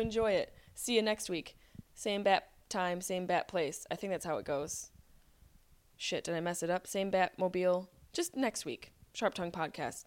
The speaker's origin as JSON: {"language": "English", "town": "Syracuse", "region": "New York", "country": "United States", "accent": "Syracuse", "said": "with my Syracuse accent"}